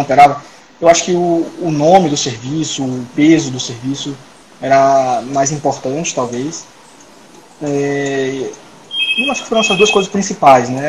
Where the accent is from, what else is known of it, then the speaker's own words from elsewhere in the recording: Salvador, Bahia, Brazil; moved away as an adult; now in Brasília, Brazil; Eu sou baiano de Salvador, nasci em Salvador. E, atualmente moro em Brasília